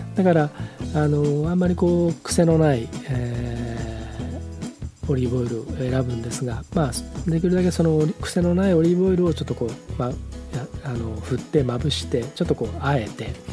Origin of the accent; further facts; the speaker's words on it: Hamamatsu, Shizuoka, Japan; moved away; also born or lived in Nagoya; 僕が生まれ育った浜松は東寄りの味